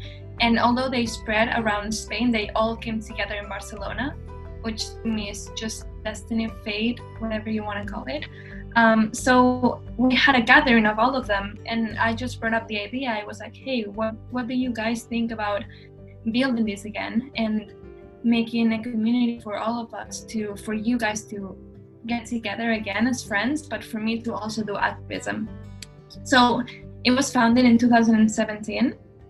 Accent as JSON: {"language": "English", "town": "Bethlehem", "region": "West Bank", "country": "Palestine", "tie": "born there", "said": "In Palestine. I was born in Bethlehem, but my family is from Jerusalem."}